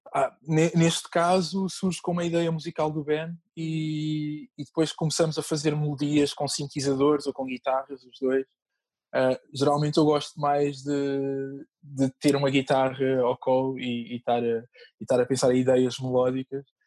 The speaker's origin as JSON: {"language": "Portuguese", "town": "Moita", "region": "Setúbal", "country": "Portugal", "tie": "born or raised there", "said": "na Moita, que é a terra onde eu cresci"}